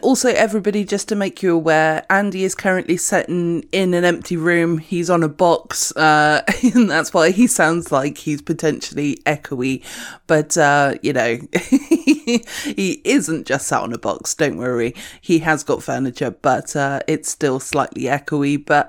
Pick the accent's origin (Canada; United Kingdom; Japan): United Kingdom; You know, I'm a British person, so I'm fine, is what I'm going to say from now on.